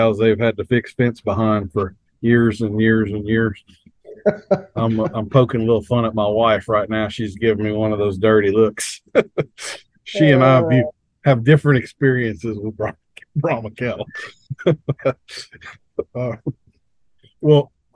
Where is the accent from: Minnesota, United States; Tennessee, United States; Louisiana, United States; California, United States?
Louisiana, United States; North; I was raised in North Louisiana